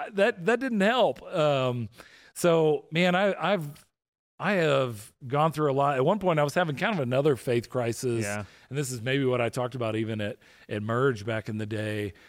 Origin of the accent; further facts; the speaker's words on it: just outside of Atlanta, Georgia, United States; I grew up just outside of Atlanta